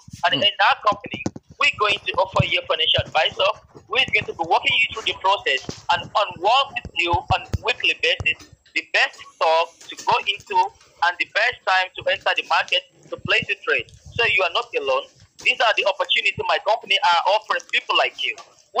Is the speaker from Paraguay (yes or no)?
no; United Kingdom; I'm from the UK.